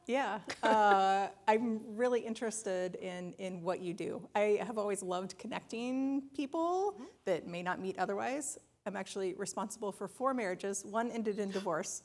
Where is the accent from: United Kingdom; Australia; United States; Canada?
United States; Charleston, South Carolina; now in Ann Arbor, United States; I grew up outside of Charleston, South Carolina